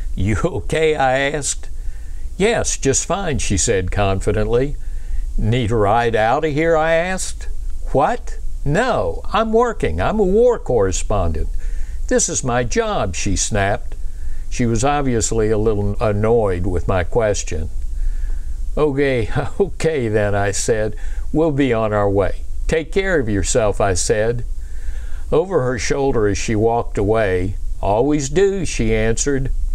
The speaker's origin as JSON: {"language": "English", "town": "Pensacola", "region": "Florida", "country": "United States", "tie": "born or raised there", "said": "I was raised in Pensacola, Florida, home of the Navy's flight demonstration team"}